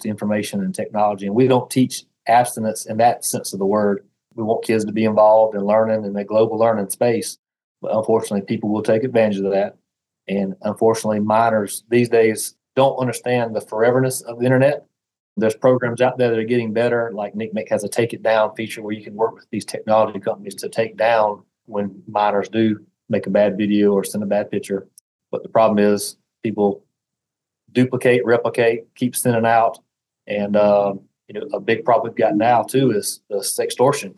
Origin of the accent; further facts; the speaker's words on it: Southern, United States; accent: deep Southern; have this terrible deep Southern accent